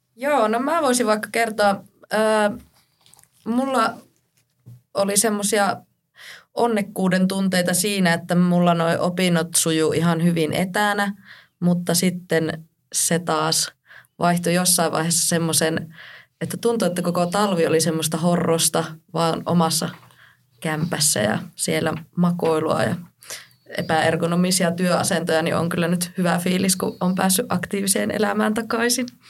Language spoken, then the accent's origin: Finnish; Kuusamo, North Ostrobothnia, Finland; moved away as an adult; now in Rovaniemi, Finland; oon Kuusamosta kotoisin